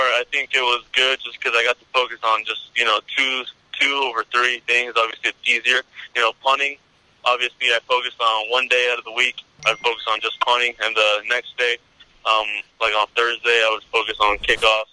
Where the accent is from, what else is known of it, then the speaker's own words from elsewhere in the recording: Northern California, United States; I'm in NorCal right now, my hometown